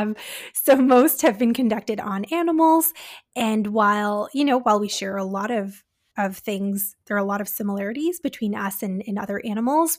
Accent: Canada; We're Canadian dietitians

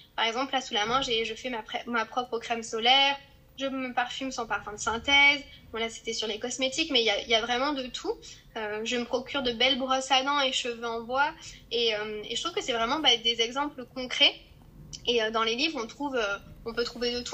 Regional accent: Corrèze, Nouvelle-Aquitaine, France; now in Toulon, France; je viens de, de la Corrèze

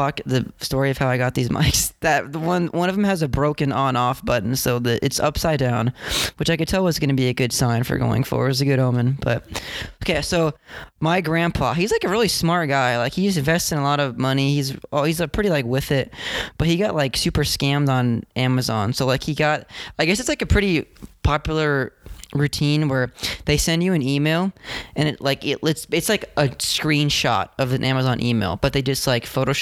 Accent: Orange, California, United States; now in Seattle, United States; I'm from also Orange County, California. Born in the city of Orange, right by Chapman University

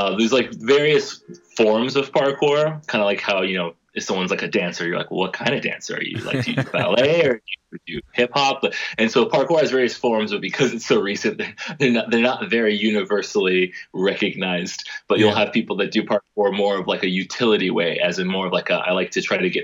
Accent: Atlanta, Georgia, United States; moved away; growing up in Atlanta

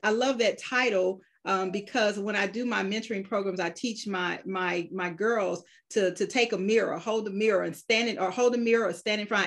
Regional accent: Georgia, United States; there are very few of us who were born and raised in Georgia

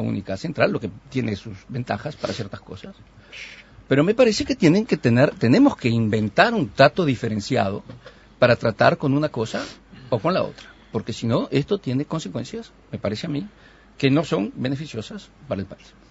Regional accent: Uruguay; somos todos los uruguayos

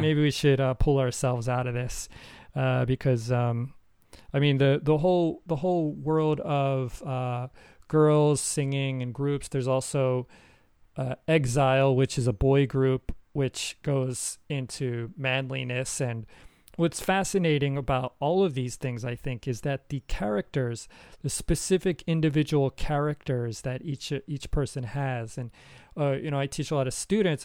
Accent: United States; moved away; my home country, America.

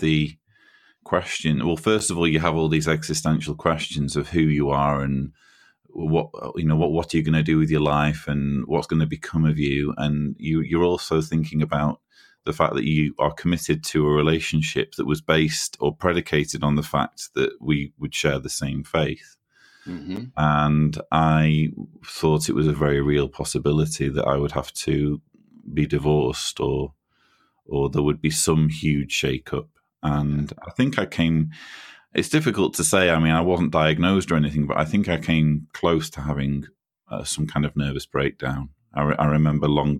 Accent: Manchester, North West England, United Kingdom; moved away as an adult; now in Croatia; You can probably tell from my accent that I'm a Brit. I was born and raised in Manchester or near Manchester in the UK

